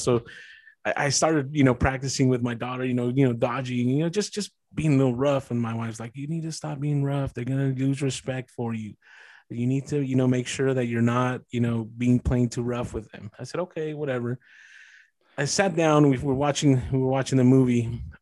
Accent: East Side, California, United States; growing up in the East Side

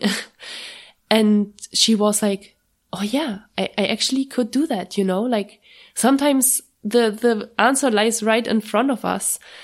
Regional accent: Germany; moved away as an adult; every time I go to Germany, it's a huge, it's a huge stressor for me a little bit because I'm usually only going once per year to, to my hometown.

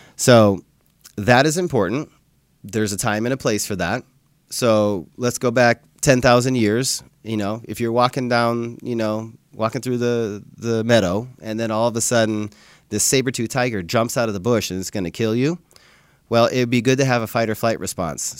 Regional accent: Livingston, Montana, United States; I grew up in Montana, so I would ride my bike all over town in Livingston, Montana

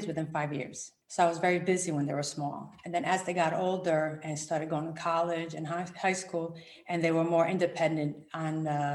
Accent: New Jersey, United States; also born or lived in Rome, Italy; now in Connecticut, United States; I was born in Rome, Italy, and I came to the US when I was 7. And I grew up in New Jersey.

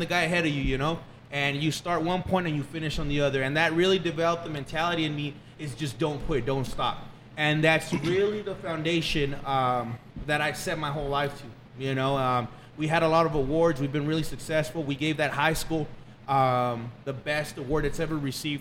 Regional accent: Fabens, Texas, United States; born and raised in Fabens, Texas.

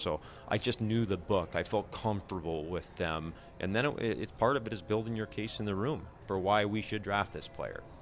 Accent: Alaska, United States; moved away; I'm originally from Alaska, but I moved down to play, you know, hockey in the States, and that's where I've got roots now

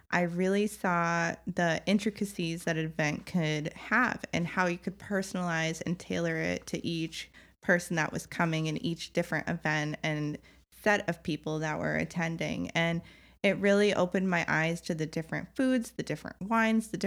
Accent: Connecticut, United States; I moved from Connecticut to Boston to go to Northeastern.

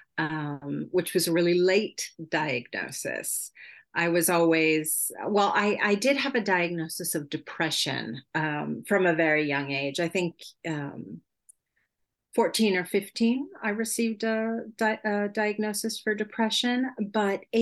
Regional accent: United States; first language English; moved away as an adult; now in Sweden; I am an American citizen, but I've been living abroad in Europe for over 20 years already

